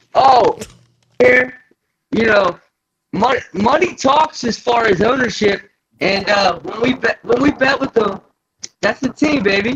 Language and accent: English; Michigan, United States; we're from Michigan